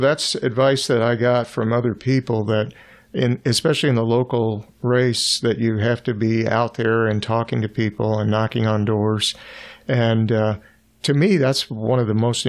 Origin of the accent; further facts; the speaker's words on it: Miami, Florida, United States; also born or lived in Virginia / San Antonio, Texas / Portsmouth, Virginia; now in Howell, United States; I was born in Virginia until I was about three, and grew up in Florida